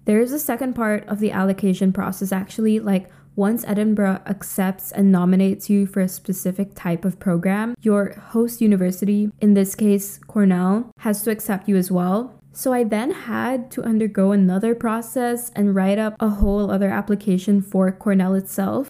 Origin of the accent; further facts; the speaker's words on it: Philippines; moved away as an adult; also born or lived in United Kingdom; I grew up in the Philippines, a U S colony